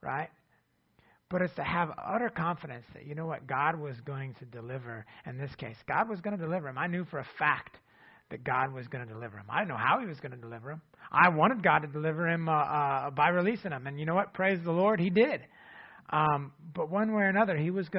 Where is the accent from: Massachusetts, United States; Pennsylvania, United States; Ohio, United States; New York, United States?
Ohio, United States; now in Ada, United States; our hometown where Jennifer and I grew up in Ohio